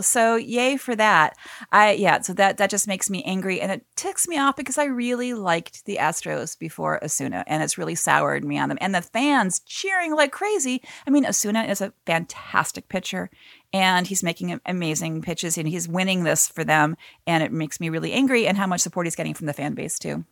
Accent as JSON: {"language": "English", "town": "Cleveland", "region": "Ohio", "country": "United States", "said": "I'm from Cleveland"}